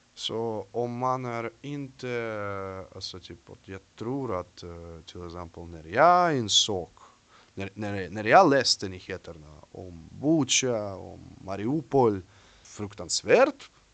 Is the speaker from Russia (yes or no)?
yes; Russia; Swedish is a second language; moved away as an adult; now in Sweden; jag är från Ryssland. Jag bor i Sverige i tio år